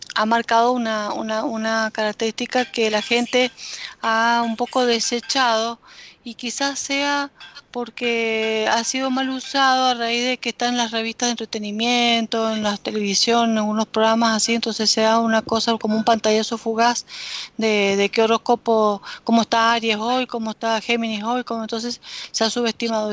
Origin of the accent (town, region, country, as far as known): Argentina